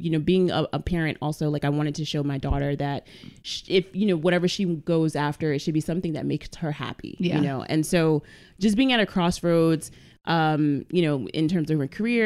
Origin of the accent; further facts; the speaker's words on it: New York City, New York, United States; I'm Bronx born and raised and bred